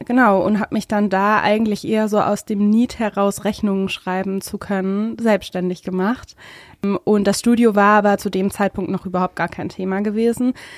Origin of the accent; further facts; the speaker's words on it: Hesse, Germany; moved away as an adult; now in Berlin, Germany; Ich bin keine echte Berlinerin leider, sondern aus Hessen und bin vor vier Jahren jetzt genau nach Berlin gekommen